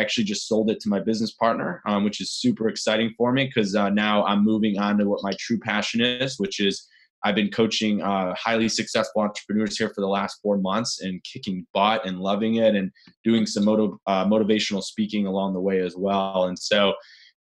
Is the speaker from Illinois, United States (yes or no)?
yes; Chicago, Illinois, United States; I grew up actually in Chicago. I'm actually a Midwesterner